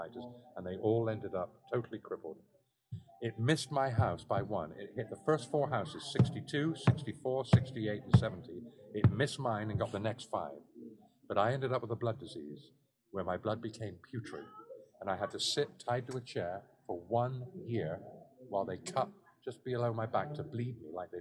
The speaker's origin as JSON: {"language": "English", "town": "Salisbury", "region": "South West England", "country": "United Kingdom", "tie": "born or raised there", "said": "I grew up in the Close, the Salisbury Cathedral Close."}